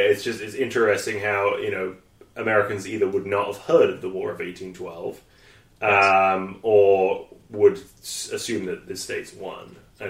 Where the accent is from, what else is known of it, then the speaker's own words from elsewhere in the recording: United Kingdom; now in Winnipeg, Canada; we didn't study it in school in Britain.